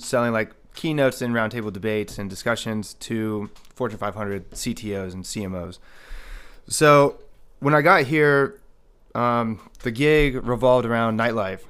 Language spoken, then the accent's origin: English; Marietta, Ohio, United States; now in Las Vegas, United States; So I'm originally born and raised in a small town named Marietta, Ohio. And never in a million years would I expect to end up in Las Vegas.